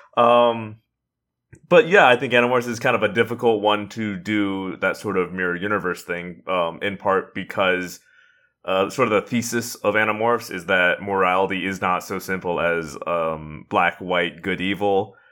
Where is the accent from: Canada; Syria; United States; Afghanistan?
United States; Indiana; I'm from Indiana